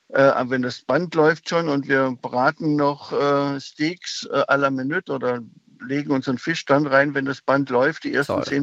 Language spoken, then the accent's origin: German; Baden-Württemberg, Germany; Ich bin Schwabe, äh, ich, die können rechnen.